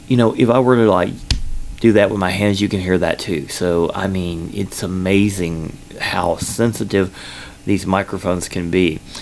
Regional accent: Kentucky, United States; born there; accent: combination accent; also born or lived in Georgia; I was born in Kentucky. I lived in Georgia for 8 years

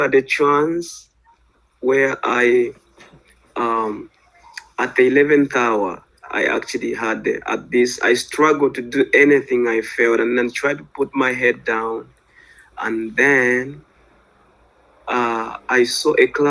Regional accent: Zambia; I'm from Zambia, Central Africa

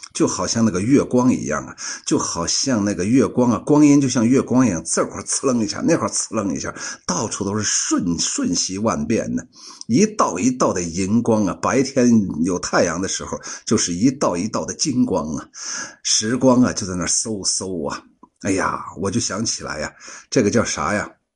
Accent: Shaanxi, China; 我们陕西人呢，都懂这个“魔乱”是啥意思

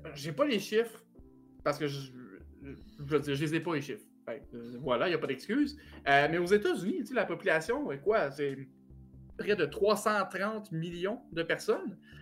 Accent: Quebec, Canada

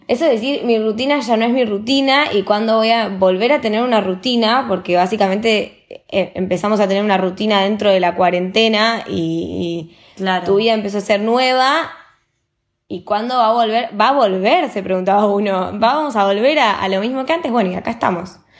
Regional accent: Argentina; moved away as an adult; now in Spain; Las dos somos argentinas y nos recibimos hace poco de licenciadas en turismo

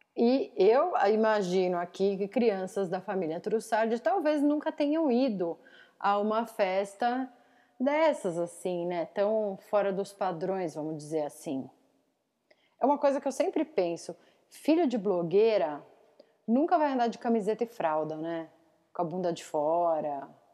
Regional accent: São Roque, São Paulo, Brazil; now in Tatuí, Brazil; perto de São Roque, que é onde eu cresci. Ou vamos dizer aqui, eu moro em Tatuí

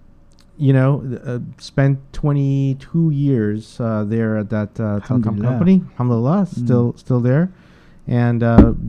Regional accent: New York City, New York, United States; also born or lived in Guyana / Bronx, New York / Queens, New York; I was born in Guyana, South America, and I migrated here with my parents and my brother in the early 80s into the Bronx, New York. And we lived in the Bronx for about 3 years, and then we moved to Brooklyn, New York. Went to junior high and high school, Brooklyn Tech High School here in Brooklyn, New York

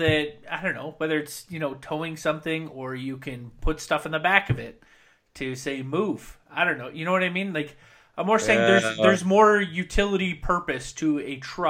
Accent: British Columbia, Canada; See, whereas like growing up in Central BC

